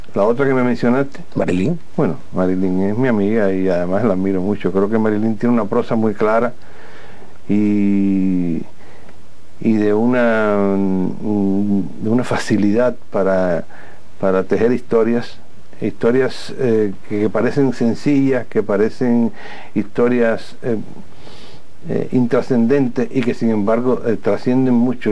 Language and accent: Spanish; Cuba; nosotros los cubanos